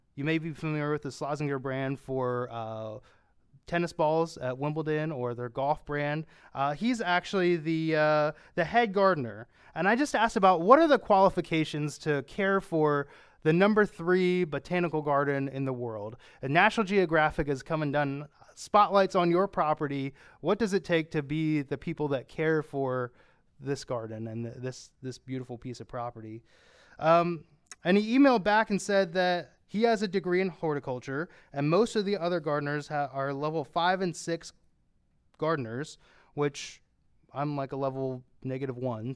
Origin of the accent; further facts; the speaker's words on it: Pennsylvania, United States; I'm from Pennsylvania